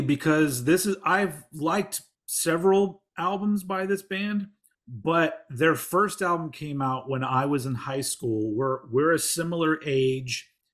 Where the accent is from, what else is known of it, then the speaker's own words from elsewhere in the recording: Austin, Texas, United States; my hometown of Austin, Texas